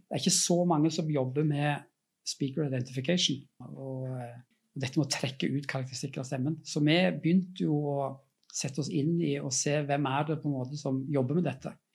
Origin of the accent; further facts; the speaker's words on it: Norway; moved away; bor ikke jeg i Norge, sånn jeg, men jeg er norsk